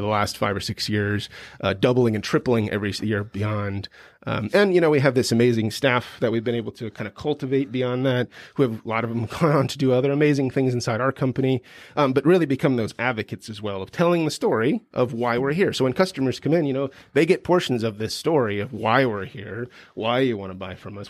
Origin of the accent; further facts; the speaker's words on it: Midwest, United States; moved away as an adult; I grew up in the Midwest.